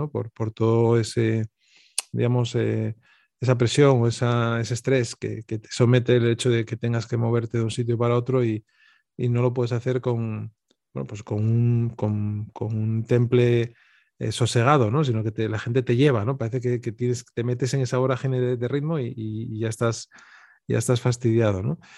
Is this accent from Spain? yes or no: yes; Avilés, Asturias, Spain; also born or lived in Oviedo; pero de Avilés, donde, de donde soy